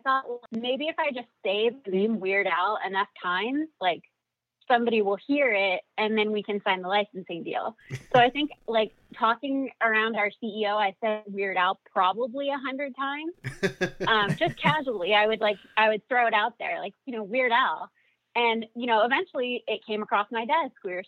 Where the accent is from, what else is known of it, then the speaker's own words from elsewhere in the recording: Los Angeles, California, United States; also born or lived in Orange County, California; I grew up in Los Angeles